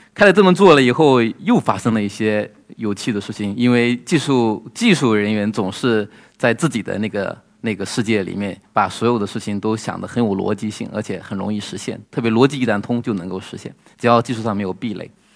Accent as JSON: {"language": "Chinese", "town": "Guangzhou", "region": "Guangdong", "country": "China", "said": "我来自广州"}